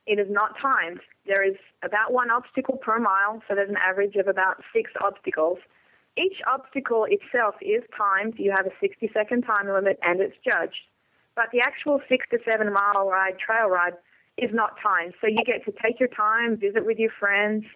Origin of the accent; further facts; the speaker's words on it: Australia; moved away; I'm coming from Australia